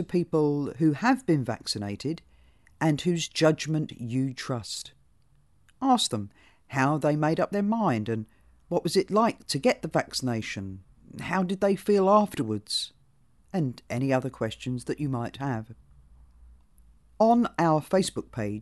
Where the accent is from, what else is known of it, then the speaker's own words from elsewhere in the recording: United Kingdom; now in New Zealand; While I was born in Britain, as you can tell, I am now a citizen of New Zealand.